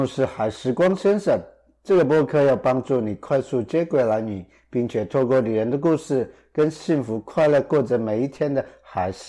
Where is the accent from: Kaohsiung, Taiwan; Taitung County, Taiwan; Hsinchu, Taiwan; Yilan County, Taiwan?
Taitung County, Taiwan; Langdao, Orchid Island; 因为我是狼岛的，